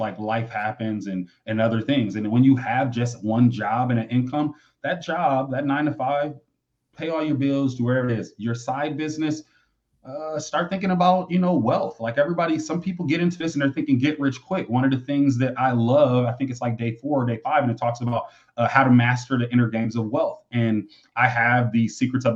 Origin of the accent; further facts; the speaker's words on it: Michigan, United States; I grew up in Michigan